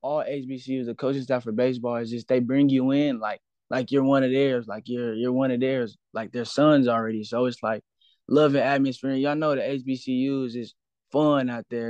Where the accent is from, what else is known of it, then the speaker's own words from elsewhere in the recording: Cedar Hill, Texas, United States; I'm from Cedar Hill, Cedar Hill, Texas, born and raised